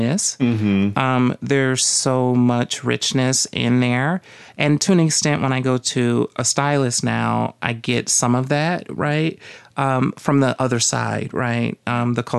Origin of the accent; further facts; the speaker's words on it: the South, United States; moved away; growing up in the South